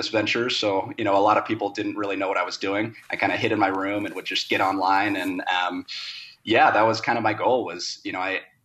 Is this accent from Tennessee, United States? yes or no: no; Cincinnati, Ohio, United States; also born or lived in Los Angeles; now in Denver, United States; I grew up, born and raised in Cincinnati